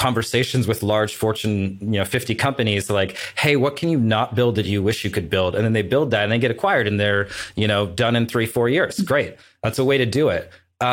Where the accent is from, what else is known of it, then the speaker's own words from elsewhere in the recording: Portland, United States; my hometown Portland